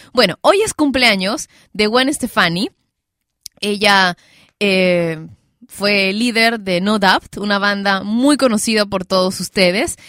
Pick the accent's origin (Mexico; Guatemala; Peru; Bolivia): Peru; acá en mi, en mi país, Perú